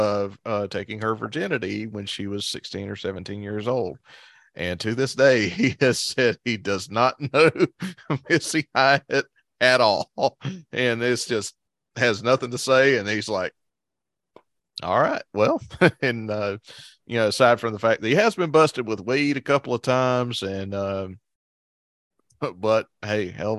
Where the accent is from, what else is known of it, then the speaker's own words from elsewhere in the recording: Tennessee, United States; now in Myrtle Beach, United States; You know, we don't live in East Tennessee. I'm from East Tennessee. We live in Myrtle Beach now.